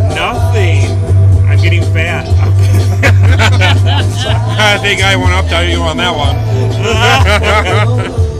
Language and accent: English; Texas, United States; Well, hi, I'm from Texas.